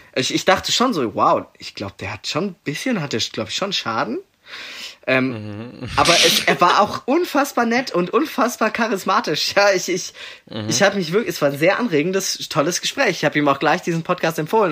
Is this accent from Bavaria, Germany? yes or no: no; Leonberg, Baden-Württemberg, Germany; das ist eben in Leonberg halt der Dude